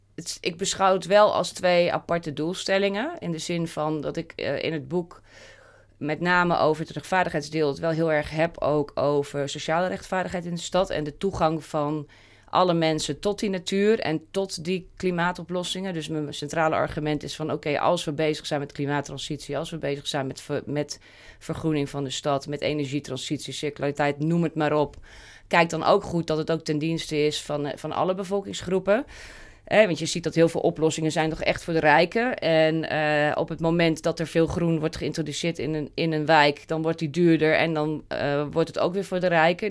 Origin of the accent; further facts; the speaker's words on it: Wageningen, Gelderland, Netherlands; Wageningen, waar ik vandaan kom